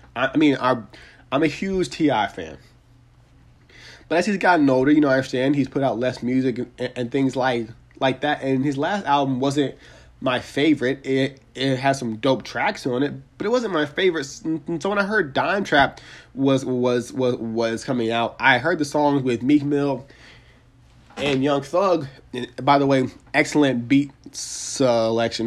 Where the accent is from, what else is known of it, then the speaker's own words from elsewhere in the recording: Atlanta, Georgia, United States; here in my hometown of Atlanta, Georgia